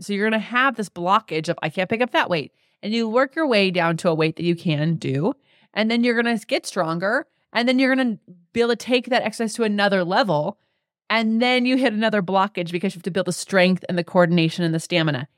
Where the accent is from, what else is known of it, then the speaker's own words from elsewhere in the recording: Las Vegas, Nevada, United States; I'm from Vegas